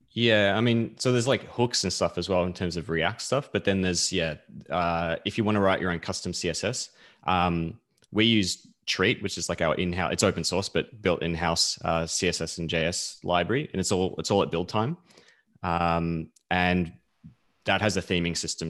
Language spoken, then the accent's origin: English; New Zealand; now in Melbourne, Australia; I'm actually from New Zealand originally.